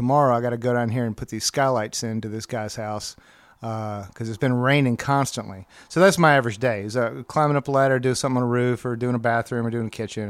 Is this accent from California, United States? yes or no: no; Birmingham, Alabama, United States; moved away as an adult; I grew up in Birmingham, in Birmingham the whole time.